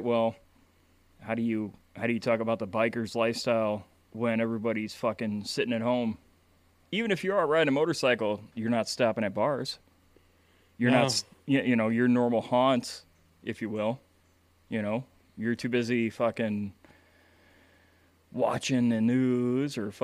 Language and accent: English; Chicago, Illinois, United States; now in Wisconsin, United States; I'm from Chicago myself